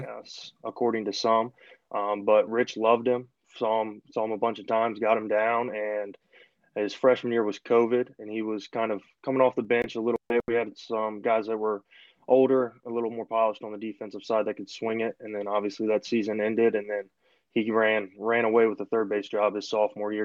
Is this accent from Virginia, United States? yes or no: yes; Richmond, Virginia, United States; moved away as an adult; also born or lived in Wingate, North Carolina; I'm from Richmond originally left to go down to just outside Charlotte.